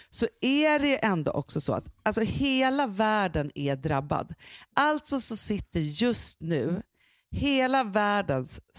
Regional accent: Sweden

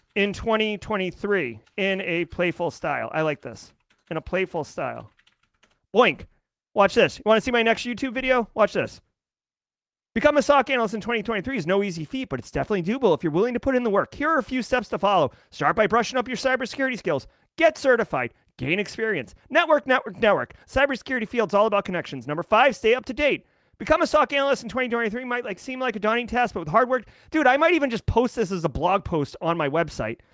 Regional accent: Boston, Massachusetts, United States; I am from Boston

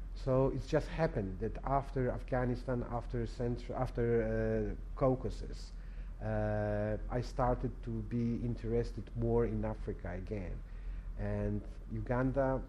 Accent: Poland; English is a second language

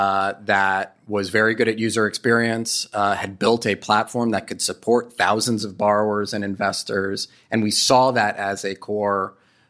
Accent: New York City, New York, United States; moved away; I'm from New York City

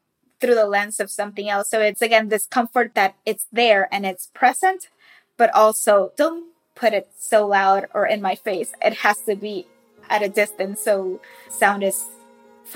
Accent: Carolina, Puerto Rico; I grew up in Carolina, which is also the birthplace of reggaeton.

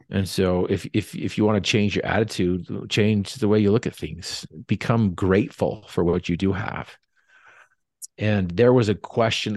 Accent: North Logan, Utah, United States; We grew up in North Logan

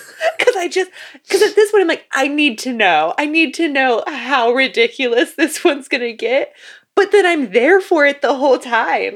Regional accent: Florida, United States; growing up in Florida

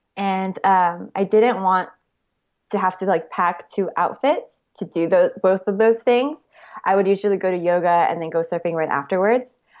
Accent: Honolulu, Hawaii, United States; moved away as an adult; also born or lived in Arizona / Santa Monica, California; now in Los Angeles, United States; I grew up in Hawaii and, uh, went to college at Arizona State University

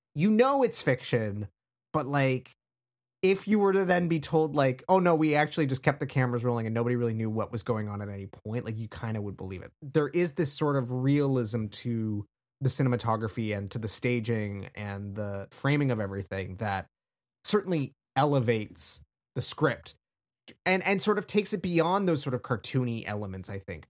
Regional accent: Canada; being Canadian

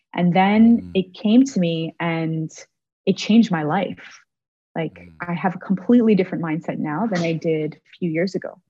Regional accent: Toronto, Ontario, Canada; moved away as an adult; now in Montreal, Canada; Toronto, which is my hometown

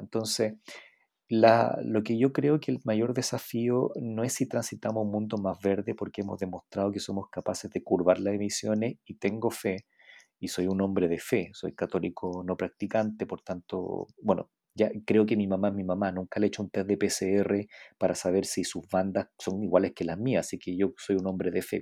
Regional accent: Iquique, Tarapacá, Chile; yo soy de Iquique

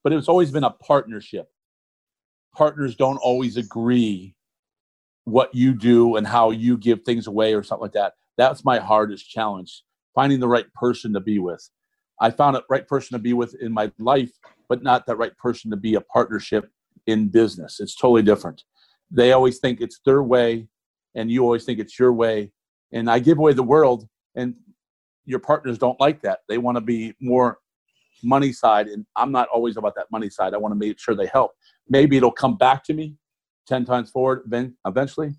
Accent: Ohio, United States; I'm originally from Ohio

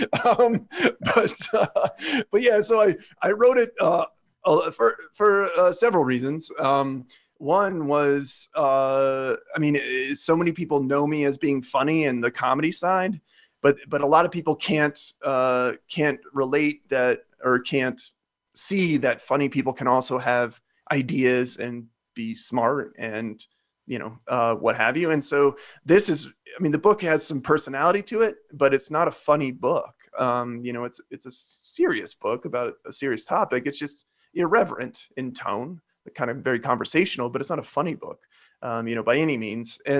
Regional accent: Midwest, United States; I'm from the Midwest

